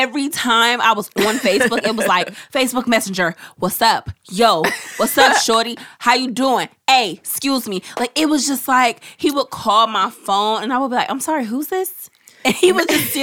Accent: Oakland, California, United States; growing up in East Oakland

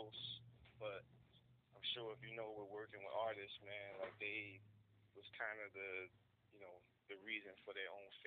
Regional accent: Paterson, New Jersey, United States; I'm from Patterson, New Jersey. Born and raised, been around here all my life

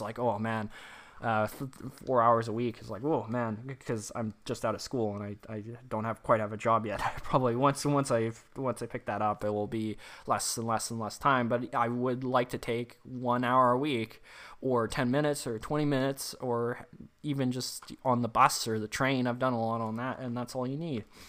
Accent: Canada; accent: Canadian English; first language English; I'm obviously English born, uh, Canadian English

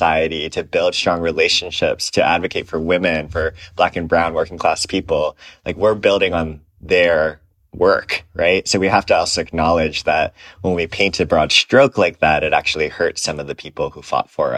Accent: Aiea, Hawaii, United States; now in San Francisco, United States; I am originally from Hawaii. I grew up in a small town called Aiea, which used to be all sugar plantations.

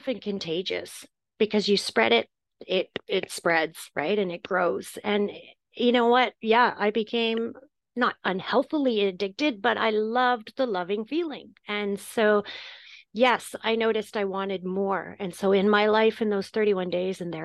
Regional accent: Canada; also born or lived in Turkey; now in United Kingdom; I'm Canadian and I live in the UK and I lived in Turkey for a while

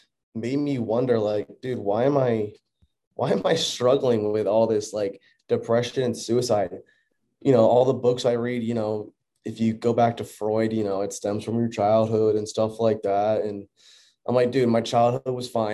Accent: Orlando, Florida, United States; moved away; also born or lived in Texas; we moved from Orlando, Florida to Texas. And, you know, I had been at the same school my entire life.

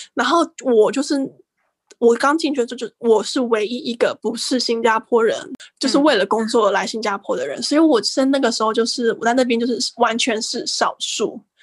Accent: Taiwan; moved away as an adult; also born or lived in Singapore; now in Japan; 我们台湾人觉得是个很国际的国家

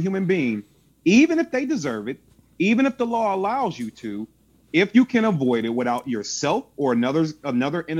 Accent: St. Louis, Missouri, United States; I'm from St. Louis, Missouri

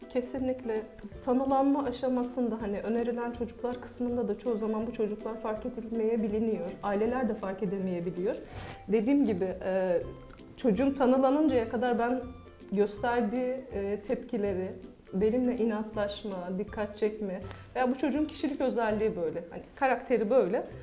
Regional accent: Akşehir, Konya, Turkey; also born or lived in Mersin; 1980 Mersin doğumluyum. İlk okulumu Mersin'de okudum. Ortaokulu ve liseyi Konya Akşehir'de tamamladım.

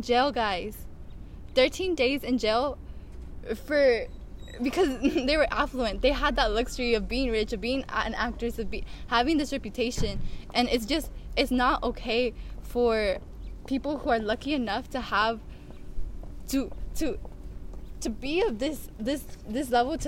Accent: the Valley, California, United States; I'm originally from the Valley, right? And it's low income

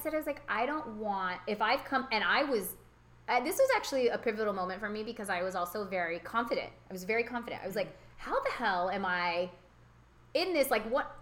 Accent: California, United States; born or raised there; also born or lived in Houston, Texas

